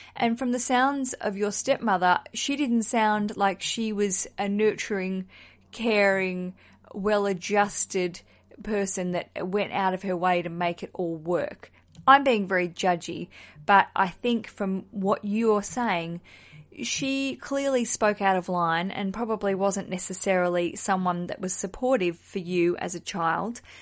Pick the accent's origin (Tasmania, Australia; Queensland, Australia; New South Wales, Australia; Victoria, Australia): Tasmania, Australia; now in London, United Kingdom; I'm from Tasmania originally